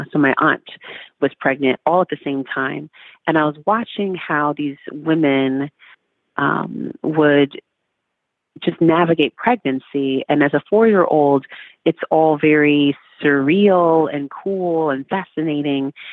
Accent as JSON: {"language": "English", "town": "Oakland", "region": "California", "country": "United States", "tie": "born or raised there", "said": "I grew up in California"}